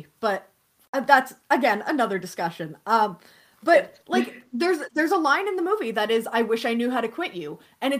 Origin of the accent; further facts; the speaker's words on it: Canada; I'm Canadian